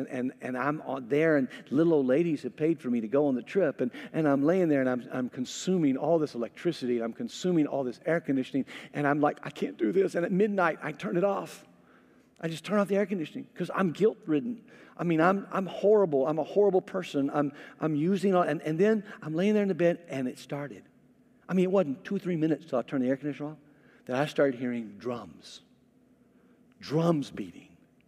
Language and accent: English; Mississippi, United States; I grew up in Mississippi, and I grew up where, honestly, in my high school, African American people outnumbered Caucasian people.